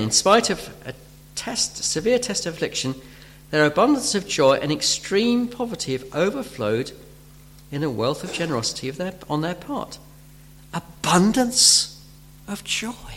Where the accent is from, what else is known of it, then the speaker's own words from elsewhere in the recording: United Kingdom; we're British